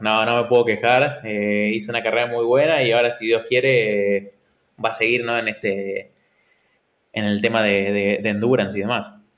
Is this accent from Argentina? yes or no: yes; Argentina; now in Valencia, Spain; siendo argentino